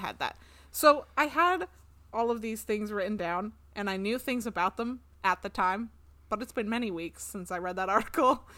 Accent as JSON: {"language": "English", "region": "Washington", "country": "United States", "tie": "born or raised there", "moved": "yes", "said": "I grew up on the West Coast"}